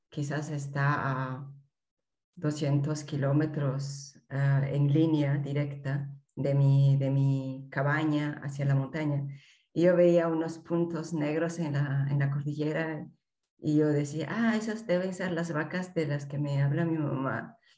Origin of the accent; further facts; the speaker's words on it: Peru; moved away as an adult; now in Germany; Soy peruana, pero actualmente vivo en eh, Alemania.